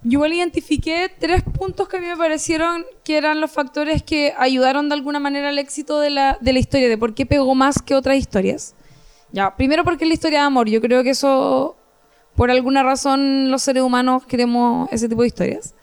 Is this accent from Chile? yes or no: yes; Rancagua, O'Higgins, Chile; also born or lived in Santiago; Yo soy de Rancagua City.